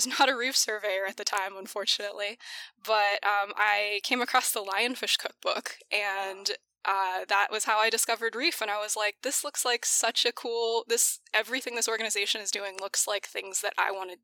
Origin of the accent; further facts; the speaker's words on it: DuBois, Pennsylvania, United States; moved away; also born or lived in Newfoundland, Canada / South Carolina; was raised in Pennsylvania, really small town